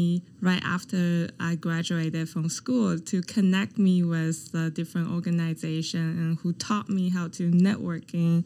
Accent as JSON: {"language": "English", "country": "China", "tie": "born or raised there", "moved": "as an adult", "lives_now": "Halifax, Canada", "said": "my hometown is also a coastal province"}